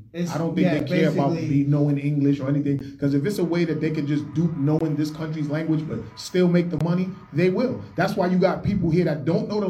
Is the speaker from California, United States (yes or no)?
no; New York City, New York, United States; also born or lived in Brooklyn; When I moved from Brooklyn after living with a bunch of family members, me and my moms and my siblings, we moved to Queens and we moved right to a welfare hotel